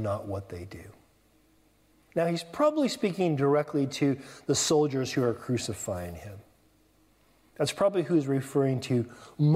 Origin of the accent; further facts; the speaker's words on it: California, United States; moved away as an adult; now in England; I'm from California